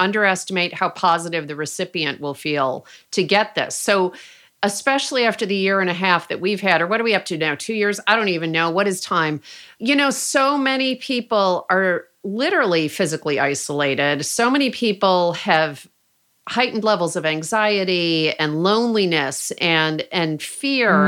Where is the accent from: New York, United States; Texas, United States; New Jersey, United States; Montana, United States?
New York, United States; Rochester; moved away as an adult; now in Oakland, United States; my hometown of Rochester, New York